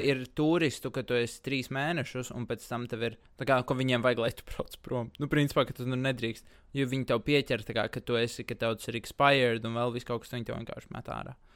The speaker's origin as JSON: {"language": "Latvian", "country": "Latvia", "said": "es personīgi ļoti lepojos ar to, ka es esmu latvietis"}